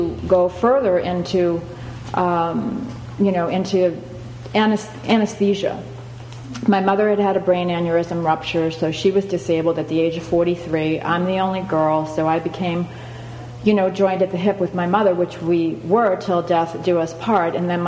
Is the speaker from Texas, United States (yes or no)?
no; Boston, Massachusetts, United States; moved away as an adult; also born or lived in Pennsylvania / San Francisco area; now in San Francisco, United States; I lived in Pennsylvania for 6 years before moving here, but I grew up in the Boston area